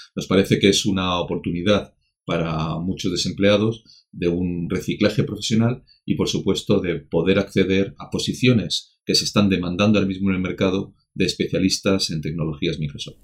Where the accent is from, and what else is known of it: Spain